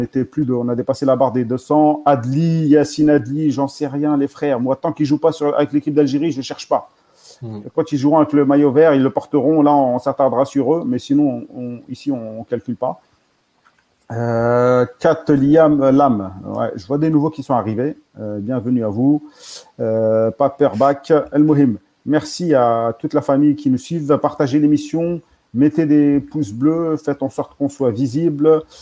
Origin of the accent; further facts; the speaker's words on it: Paris, Île-de-France, France; On est tous de France, ouais, on est tous de, on est tous sur, on est même parisiens, je crois tous.